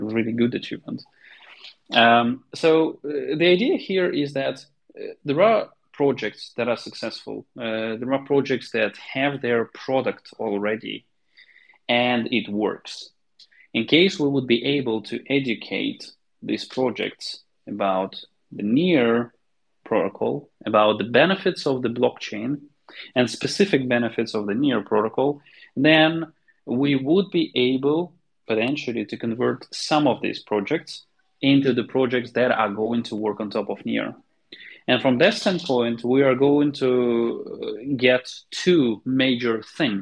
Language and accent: English; Kharkiv, Kharkiv Oblast, Ukraine; I'm from Kharkiv, Ukraine